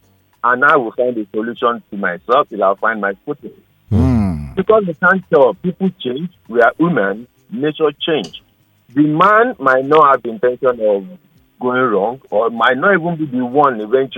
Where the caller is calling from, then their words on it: Alimosho, Lagos, Nigeria; I'm calling from Alimosho.